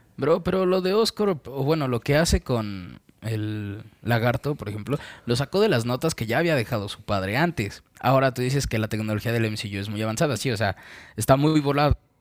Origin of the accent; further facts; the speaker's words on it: Mexico; soy mexicano